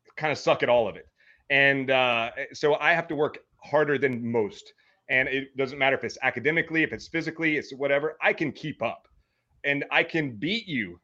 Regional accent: Meridian, Mississippi, United States; now in Hawaii, United States; I grew up in Meridian, Mississippi, or just outside of Meridian, Mississippi.

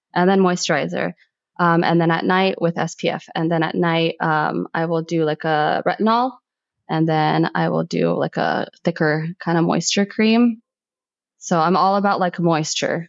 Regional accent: United States; I'm first generation American. Although I was born in America, my household was still very much Egypt

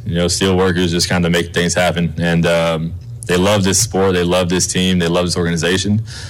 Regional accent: Texas, United States; moved away as an adult; now in Hamilton, Canada; I'm from Texas.

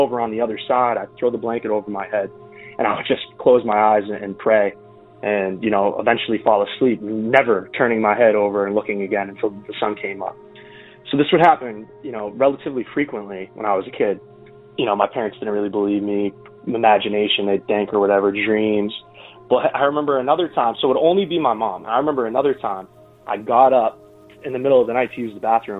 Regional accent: Arlington, Massachusetts, United States; I'm from a small town outside of Boston called Arlington. It's about 7 miles outside of Boston. So it's a small duplex that we grew up

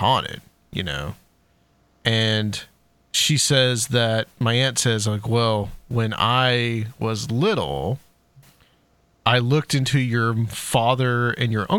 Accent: Chattanooga, Tennessee, United States; now in Nashville, United States; I'm live in Nashville now. I'm from Chattanooga

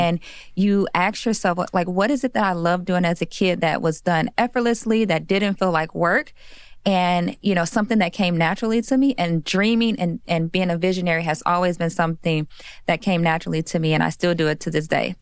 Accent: Chicago, Illinois, United States; I'm from Chicago, Illinois

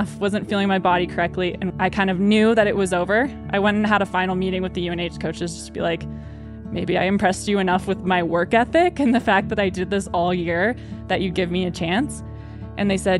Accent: Maine, United States; I grew up in Maine

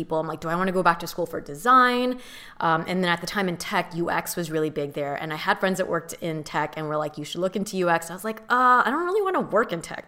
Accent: Southern California, United States; also born or lived in San Diego / San Francisco / New York / Mission Viejo; I grew up in Southern California

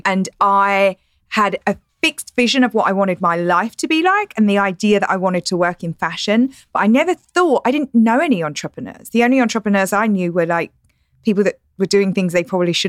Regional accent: London, United Kingdom; now in United States; I'm not Australian or South African. I'm English. So you try to, like, I speak with better accent here than I probably did at home. But I'm from East London, which is the equivalent of coming from Inglewood or the Bronx.

